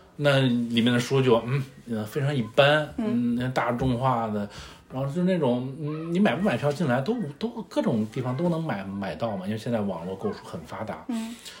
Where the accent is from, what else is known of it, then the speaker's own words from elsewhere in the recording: northern China, China; accent: northern; moved away as an adult; also born or lived in Beijing; now in Shanghai, China; 大家听我的口音也能听出来是个北方人